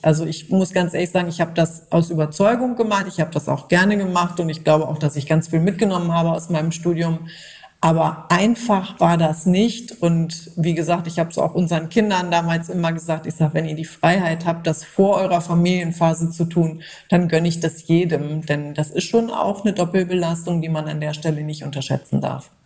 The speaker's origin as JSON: {"language": "German", "country": "Germany", "said": "Bei uns in Deutschland"}